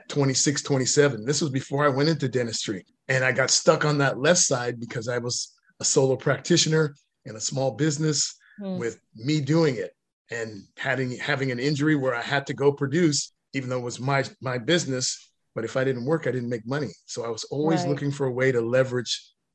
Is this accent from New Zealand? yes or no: no; Jamaica; I'm Jamaican, I'm Caribbean